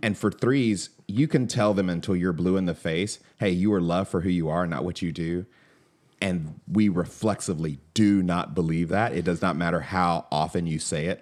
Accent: Atlanta, Georgia, United States; I grew up in Atlanta

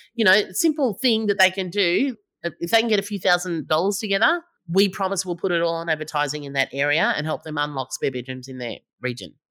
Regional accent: Melbourne, Victoria, Australia; I'm from Melbourne

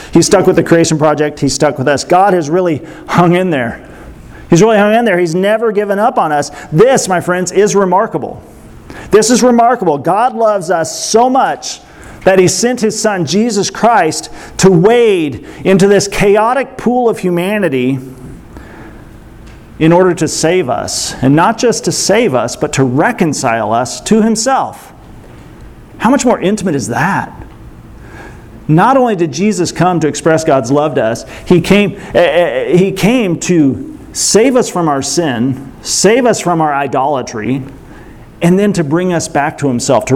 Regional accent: United States; I'm American

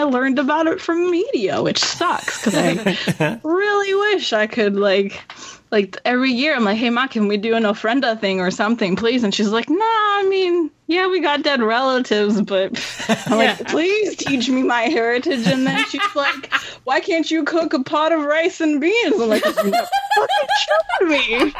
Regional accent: United States; I grew up in the U.S. I feel very distant from my Mexican heritage because even though I had a good chunk of my family here in the U.S. with me

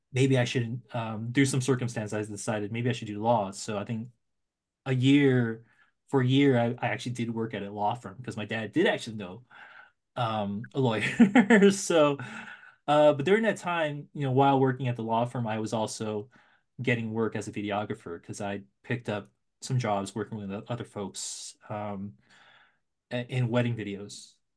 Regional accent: San Francisco Bay Area, California, United States; now in Los Angeles, United States; I grew up in the Bay Area

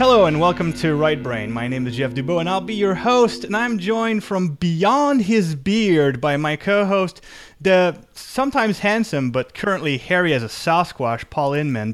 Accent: Canada; I'm Canadian

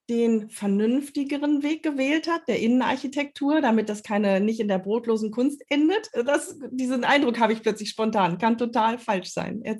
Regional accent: Lower Saxony, Germany; now in Hamburg, Germany; Ich komme aus Niedersachsen, aus der Nähe von Osnabrück.

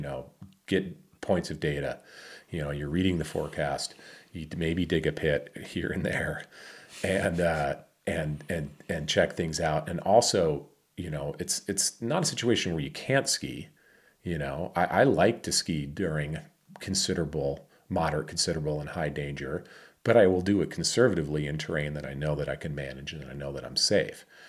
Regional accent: Michigan, United States; moved away; my hometown of Michigan. I grew up with Cobb, A K A Cowboy

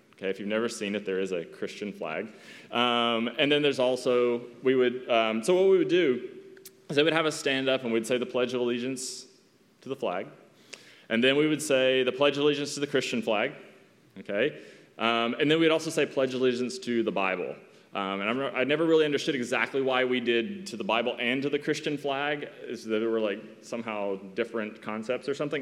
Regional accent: East Tennessee, United States; moved away as an adult; my hometown in Tennessee

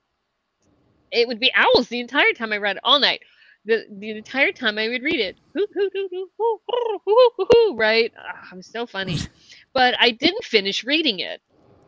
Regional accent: Ohio, United States; growing up in Ohio

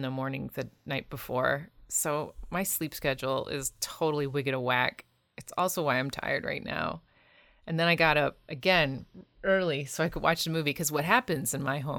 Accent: Ohio, United States; growing up in Ohio

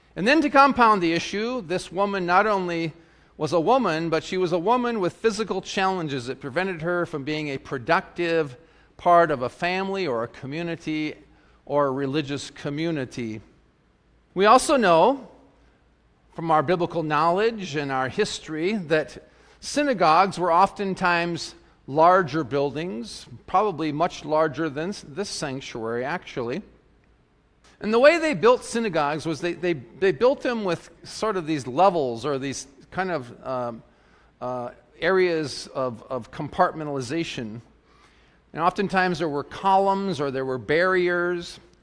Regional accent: South Dakota, United States; I grew up in South Dakota, you know, the great open plains

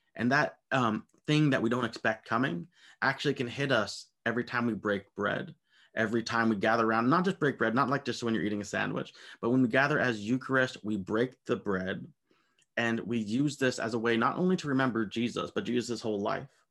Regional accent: United States; I'm an American

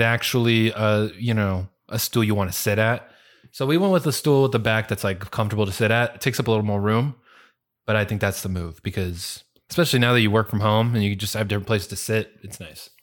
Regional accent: California, United States; moved away; I grew up in California.

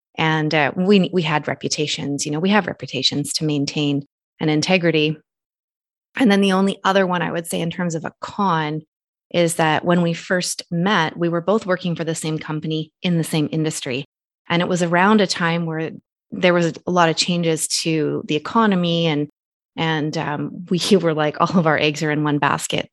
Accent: Canada; Nathan and I are originally from two separate countries. He's American citizen, I'm Canadian citizen.

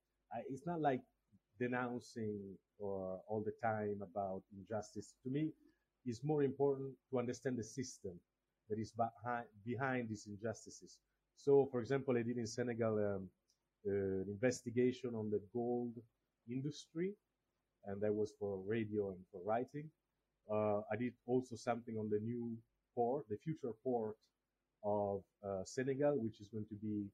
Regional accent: Togo; born there; I was born in Africa, I was born in Togo, but I don't know where my roots are, because my biological parents didn't leave any traces.

